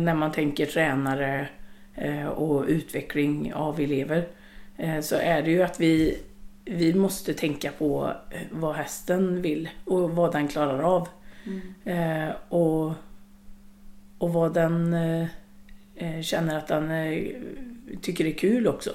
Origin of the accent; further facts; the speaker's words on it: Långed, Västra Götaland, Sweden; i Långed där mamma och pappa bodde, eller där jag växte upp